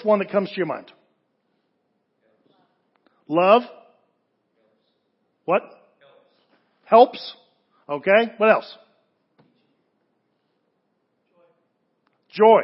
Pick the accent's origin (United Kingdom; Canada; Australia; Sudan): United Kingdom; England; moved away; also born or lived in Southern California; As a kid growing up in England, I wanted to do two things when I moved to Southern California